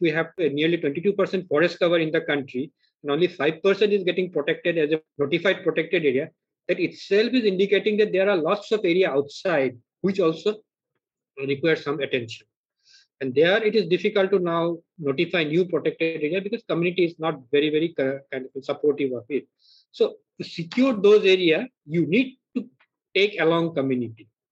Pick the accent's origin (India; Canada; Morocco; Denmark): India; Arunachal Pradesh; also born or lived in Northeast India; My childhood I spent really in the wilderness in Arunachal Pradesh